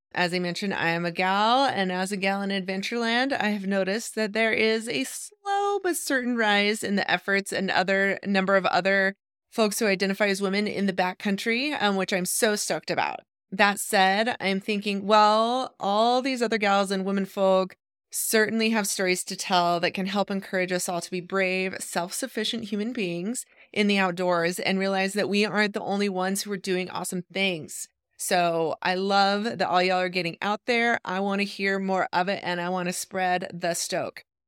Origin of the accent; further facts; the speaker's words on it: Idaho, United States; moved away as an adult; also born or lived in Eugene, Oregon; I grew up in Idaho